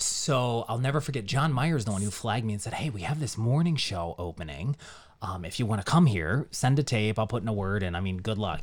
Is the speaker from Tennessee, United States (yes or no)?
no; Johnstown, Pennsylvania, United States; moved away as an adult; now in Northeastern Pennsylvania, United States; I was born and raised in Johnstown, Pennsylvania, which is just outside of Pittsburgh, and I grew up there